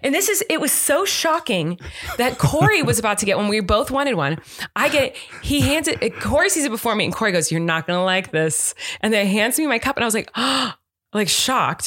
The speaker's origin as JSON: {"language": "English", "country": "United States", "said": "I'm American"}